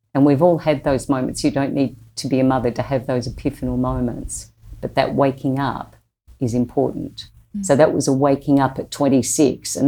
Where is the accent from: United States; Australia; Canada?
Australia; accent: Australian; my Australian accent